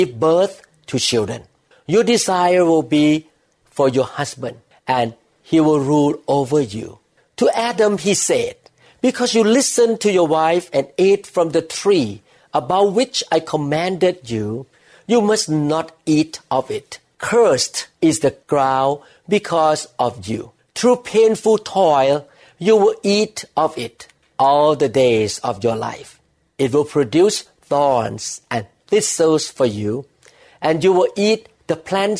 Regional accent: Thailand; the society that I grew up with in Thailand

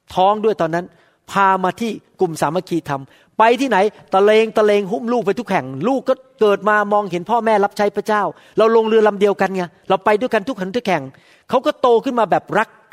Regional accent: Bangkok, Thailand; moved away; ผมจบที่อัสมชัญได้ที่หนึ่ง

